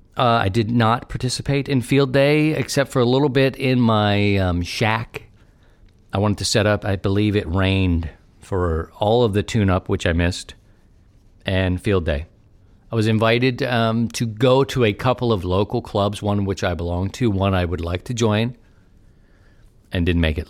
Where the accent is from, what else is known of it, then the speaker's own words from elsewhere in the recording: Baltimore, Maryland, United States; now in near St. Louis, United States; Baltimore, my great city, my hometown